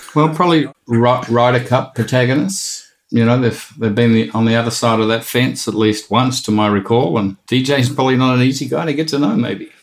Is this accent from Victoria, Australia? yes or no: yes; Melbourne, Victoria, Australia; growing up in Melbourne and a member at Victoria Golf Club